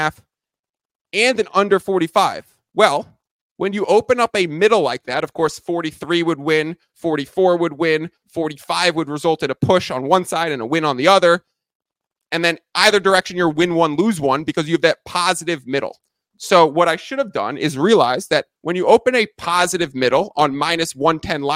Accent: New York, United States; moved away; I'm originally from New York

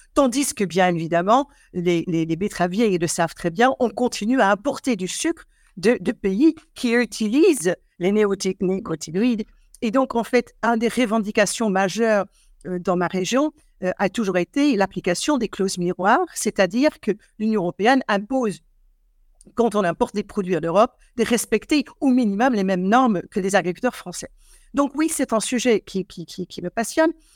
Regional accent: Eindhoven, North Brabant, Netherlands; French is a second language; now in France; je suis née à Eindhoven, hein, donc qui est effectivement la partie sous les fleuves, donc la partie catholique des, des Pays-Bas où je suis née

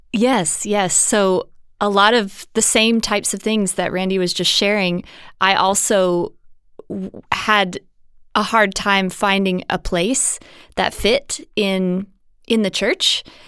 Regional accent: Mississippi, United States; now in Houston, United States; where I grew up in Mississippi in the States

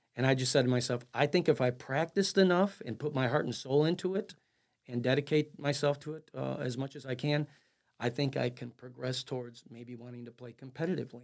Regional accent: Chicago, Illinois, United States; I was born and raised in the River West neighborhood of Chicago, Illinois

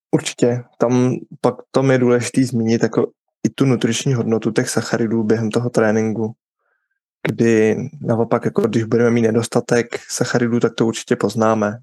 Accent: Bohemia, Czechia; tady u nás v Čechách

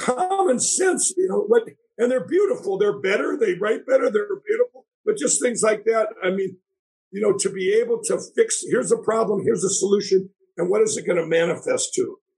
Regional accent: Minneapolis, Minnesota, United States; I grew up in Minneapolis down there

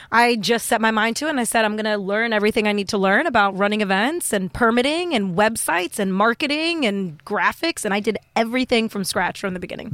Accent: New York City, New York, United States; now in Los Angeles, United States; I'm from New York originally

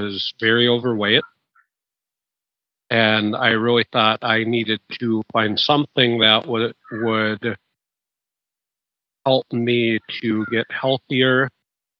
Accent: Midwest, United States; In the Midwest, in America, we don't have an accent at all.

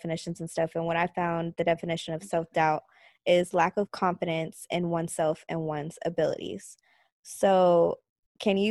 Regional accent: Houston, Texas, United States; moved away as an adult; now in Dallas, United States; I'm from Houston

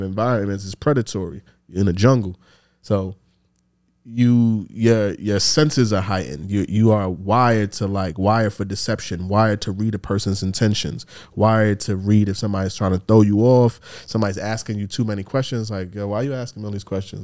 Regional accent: New York City, New York, United States; growing up in the Bronx, in the time that I grew up

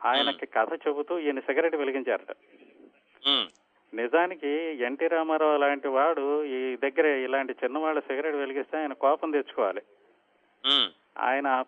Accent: Machilipatnam, Andhra Pradesh, India; మాది అసలు native place Machilipatnam అండి

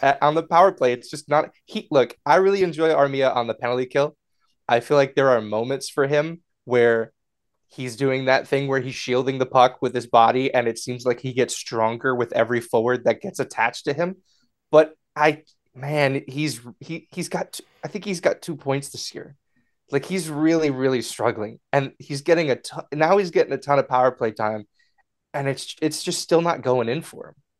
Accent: Connecticut, United States; I'm from Connecticut

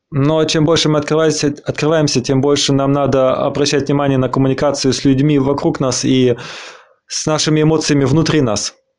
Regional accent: Argentina; now in Berlin, Germany; я э, из Аргентины, из Аргентины

